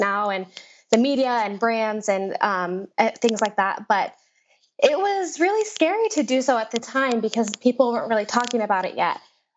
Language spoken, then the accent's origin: English; Las Vegas, Nevada, United States; also born or lived in New York City; I was born and raised in Las Vegas